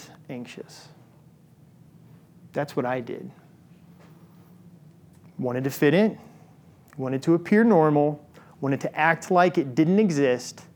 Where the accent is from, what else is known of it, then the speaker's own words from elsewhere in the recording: Illinois, United States; I grew up in Illinois